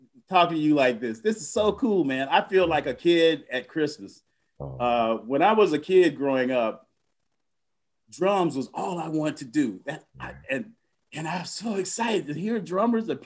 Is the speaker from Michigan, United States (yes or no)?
no; Kissimmee, Florida, United States; I grew up in Kissimmee, Florida in 1955, August 12th.